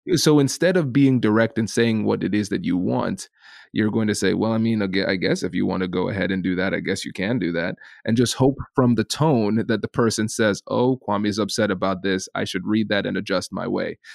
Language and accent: English; Tiffin, Ohio, United States; accent: Caribbean; I grew up in a small town called Tiffin, Ohio